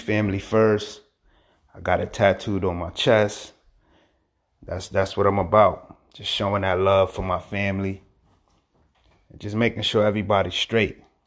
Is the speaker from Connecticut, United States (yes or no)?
yes; Hartford, Connecticut, United States; also born or lived in Manchester, Connecticut; I was born in Hartford, Connecticut, um, Bellevue Square Projects